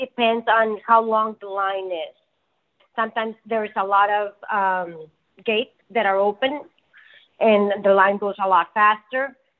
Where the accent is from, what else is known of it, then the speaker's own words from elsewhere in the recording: Ciudad Juárez, Chihuahua, Mexico; also born or lived in El Paso, Texas; I was born in El Paso, Texas, but as a baby, I moved to Juarez, Mexico with my family. And then I went to school starting at sixth grade until senior year in high school. I went to school in El Paso, Texas.